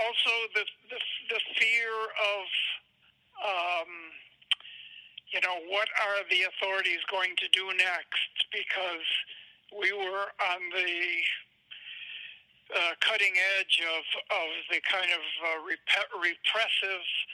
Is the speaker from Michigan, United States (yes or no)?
yes; Detroit, Michigan, United States; that little, 8 or 10 block area that I lived in Detroit